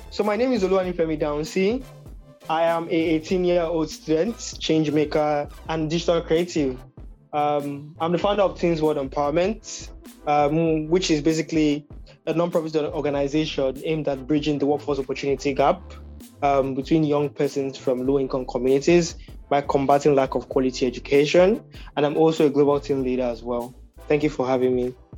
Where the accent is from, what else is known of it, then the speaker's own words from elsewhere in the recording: Nigeria; we're both from Nigeria